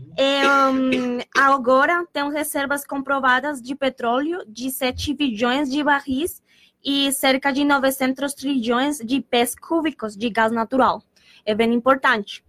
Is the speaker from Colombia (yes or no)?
yes; Colombia; Portuguese is a second language; moved away as an adult; now in Pelotas, Brazil; sou da Colômbia